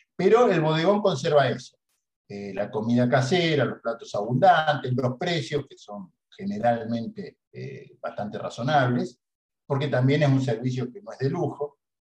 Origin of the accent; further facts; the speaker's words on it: Rosario, Santa Fe, Argentina; moved away; hace dos años que estoy acá en Rosario, que es mi ciudad natal, pero yo estaba viviendo en otro lado eh, por un tiempo